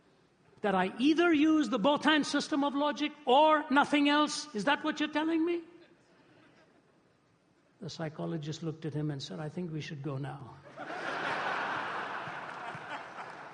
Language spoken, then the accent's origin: English; India; also born or lived in Toronto, Canada; now in Atlanta, United States; I am an Indian whose ancestors were Hindu priests